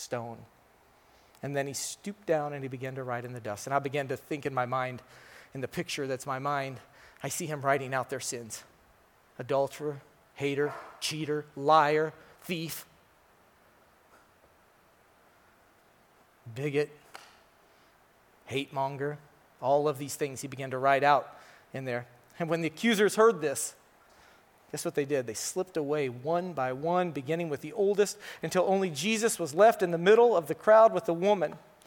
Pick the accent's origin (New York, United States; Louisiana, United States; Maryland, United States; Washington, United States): Washington, United States; Tumwater; I'm from Tumwa, so I consider myself an honorary East Sider